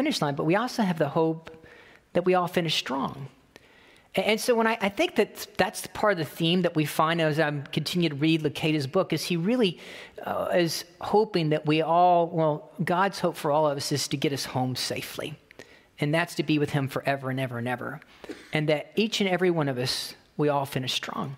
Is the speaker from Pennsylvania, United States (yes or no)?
no; The Villages, Florida, United States; I'm from Florida. I'm from the villages